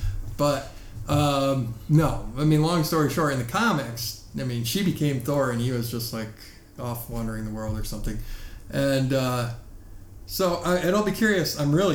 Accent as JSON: {"language": "English", "country": "United States", "said": "as an American"}